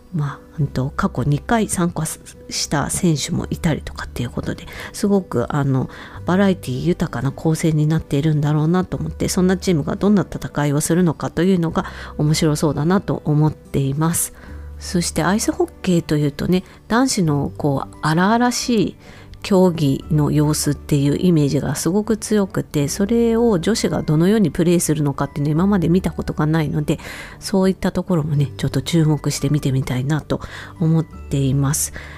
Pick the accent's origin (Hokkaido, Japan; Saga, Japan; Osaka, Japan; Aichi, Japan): Hokkaido, Japan; 自分とね同じ北海道出身